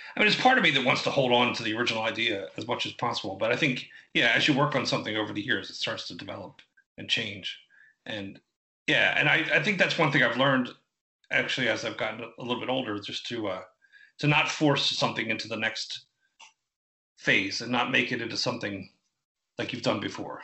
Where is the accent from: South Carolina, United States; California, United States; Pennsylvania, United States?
Pennsylvania, United States; Philadelphia; I grew up in uh, in Philadelphia, Philadelphia area, just right right outside of uh, West Philadelphia, in like Upper Darby and Havertown area